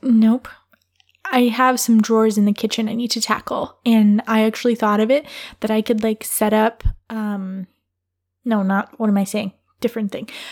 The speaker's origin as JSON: {"language": "English", "region": "Michigan", "country": "United States", "tie": "born or raised there", "said": "I grew up in Michigan, not the Upper Peninsula of Michigan."}